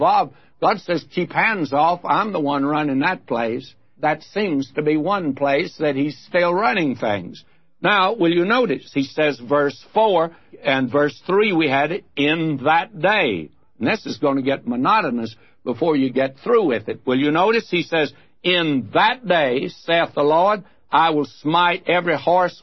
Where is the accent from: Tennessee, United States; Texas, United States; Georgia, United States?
Texas, United States; We folk who've been born in Texas